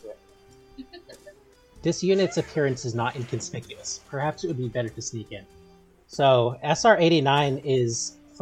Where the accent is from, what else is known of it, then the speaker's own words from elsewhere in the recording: Vermont, United States; now in New Hampshire, United States; I'm from Vermont, but I'm speaking to you from New Hampshire.